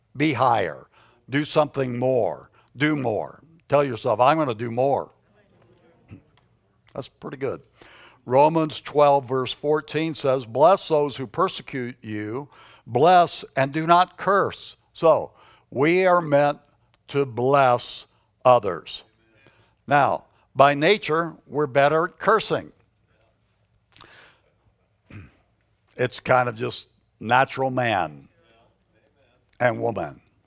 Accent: United States; we are Americans

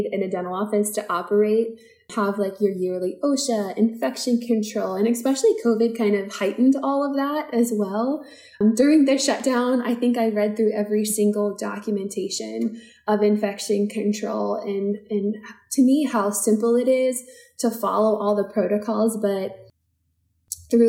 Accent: Maryland, United States; also born or lived in Newton, Massachusetts; I am a Maryland native. I grew up in Maryland

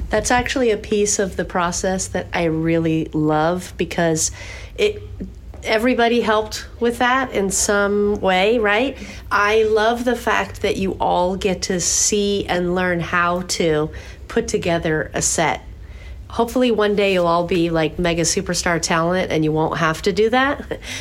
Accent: San Diego, California, United States; I grew up in San Diego

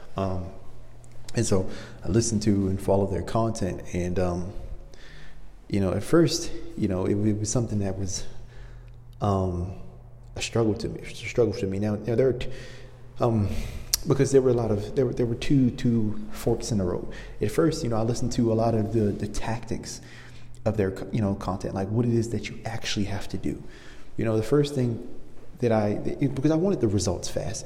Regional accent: Maryland, United States; now in Los Angeles, United States; I'm from Maryland, and so I'm used to very cold winters

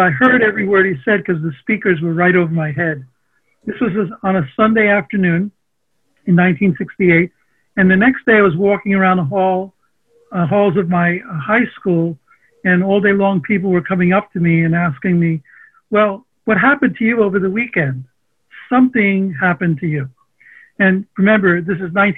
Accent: New York City, New York, United States; first language Armenian; English is a second language; also born or lived in Long Island; I'm a New Yorker. I grew up in Sunnyside, Queens.

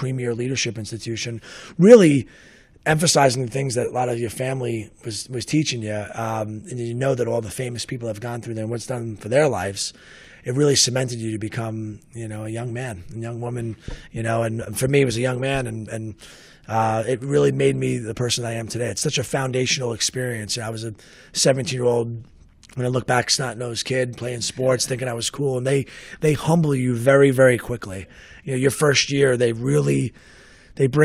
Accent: New York City, New York, United States; accent: raspy; grew up in Staten Island. If you couldn't tell with my raspy accent that I still have

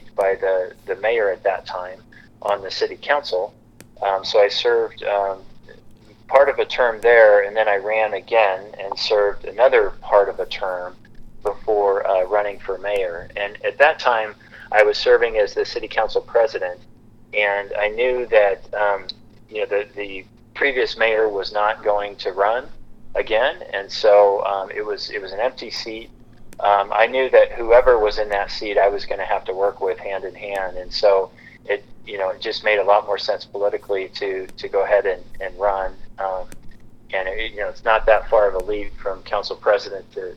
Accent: Lewiston, Idaho, United States; moved away as an adult; now in Sandpoint, United States; I grew up in Lewiston, which is about 200 miles south

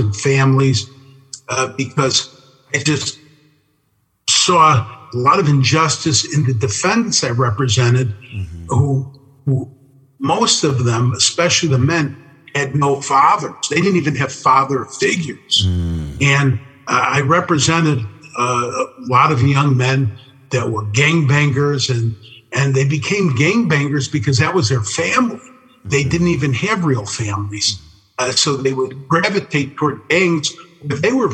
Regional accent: Chicago, Illinois, United States; growing up in Chicago

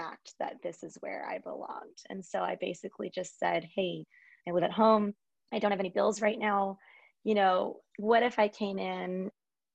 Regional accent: Lake Forest, California, United States; I am from Lake Forest, California, which is, you know, where I still am

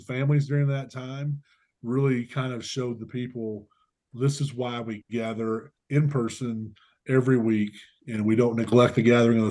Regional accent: Alabama, United States; moved away as an adult; also born or lived in Indiana; now in Colorado, United States; growing up in Alabama

